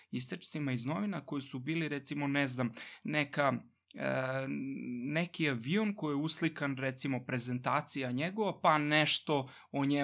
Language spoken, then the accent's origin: Croatian; Vršac, Vojvodina, Serbia; moved away as an adult; rođen sam u Vršcu i tamo sam i odrastao